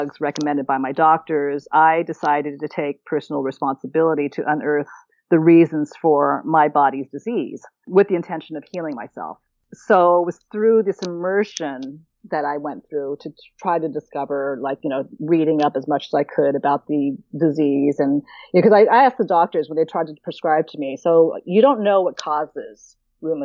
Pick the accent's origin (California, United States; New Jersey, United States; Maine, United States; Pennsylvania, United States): California, United States; Oakland; now in St. Thomas, U.S. Virgin Islands; I'm born and raised in Oakland, California